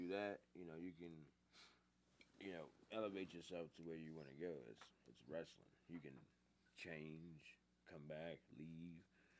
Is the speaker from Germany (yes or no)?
yes; Germany; No, I'm from Germany.